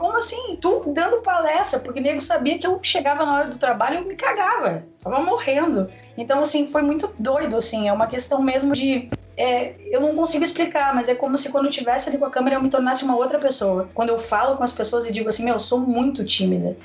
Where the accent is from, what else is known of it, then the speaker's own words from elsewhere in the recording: Porto Alegre, Rio Grande do Sul, Brazil; Eu sou natural de Porto Alegre, estou morando no interior, numa cidade chamada Amaral, bem pequenininho, no norte do estado.